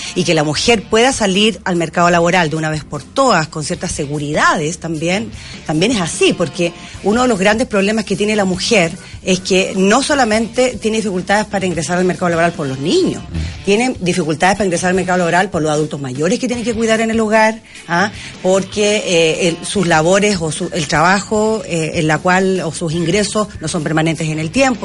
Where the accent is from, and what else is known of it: Chile